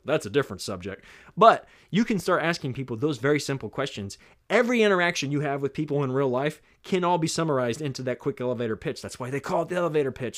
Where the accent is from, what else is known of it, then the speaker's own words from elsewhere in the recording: the South, United States; I'm from the South. I say niche.